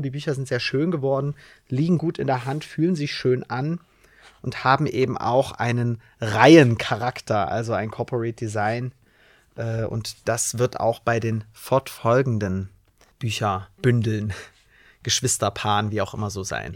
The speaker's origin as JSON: {"language": "German", "town": "Bautzen", "region": "Saxony", "country": "Germany", "tie": "born or raised there", "said": "ich bin in Bautzen zur Schule gegangen"}